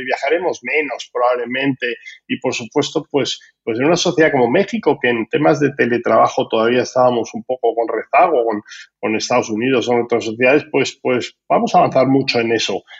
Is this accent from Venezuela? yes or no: no; Spain; como español no me gusta nada el nombre